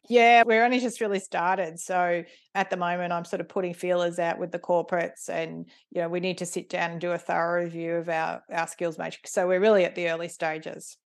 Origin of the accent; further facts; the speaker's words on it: Ringwood, Victoria, Australia; moved away as an adult; also born or lived in East Melbourne / Cathedral Ranges, Victoria; mum and dad moved into their house in Ringwood, where I grew up.